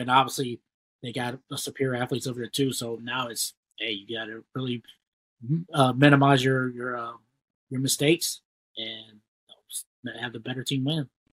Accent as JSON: {"language": "English", "region": "Ohio", "country": "United States", "said": "we both from we're all from Ohio"}